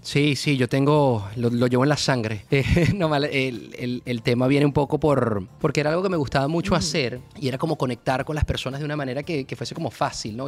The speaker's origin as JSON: {"language": "Spanish", "town": "Barquisimeto", "region": "Lara", "country": "Venezuela", "tie": "born or raised there", "also_born_or_lived": "Caracas, Venezuela", "moved": "as an adult", "lives_now": "Miami, United States", "said": "yo me siento mucho más guaro que caraqueño. Claro, venga, es la, realidad. Viví ahí más de 13 años de mi vida. Mis amigos son de ahí, la universidad la hice ahí, eh, mi colegio desde quinto grado"}